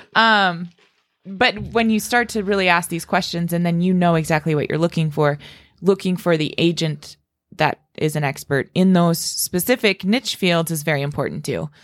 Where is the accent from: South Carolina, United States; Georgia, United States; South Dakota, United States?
South Dakota, United States; Spearfish; now in Rapid City, United States; I grew up in Spearfish